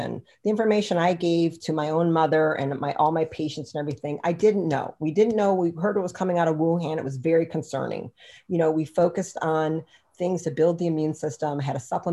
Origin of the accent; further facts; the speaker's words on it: United States; I'm freaking American